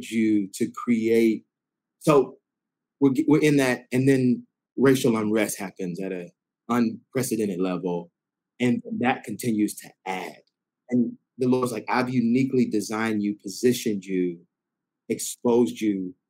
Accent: Decatur, Georgia, United States; also born or lived in Alpharetta; I grew up in Decatur on the Black side. And then, I was in Alpharetta

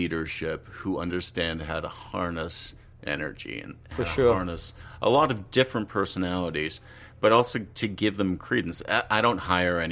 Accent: Canada; I'm Canadian

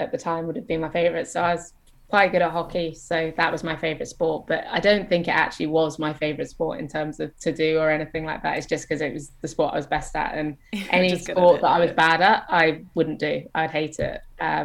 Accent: Isle of Man; moved away; also born or lived in England; growing up on the Isle of Man

